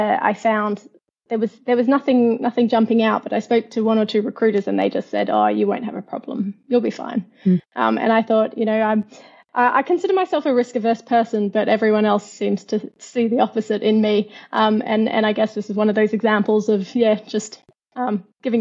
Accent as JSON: {"language": "English", "town": "Perth", "region": "Western Australia", "country": "Australia", "accent": "Australian", "moved": "as an adult", "lives_now": "London, United Kingdom", "said": "I come from Perth, which is known as the most isolated city in the world"}